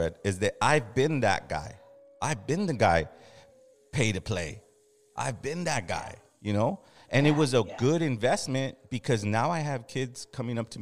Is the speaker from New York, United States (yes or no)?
no; Los Angeles, California, United States; We're from Los Angeles.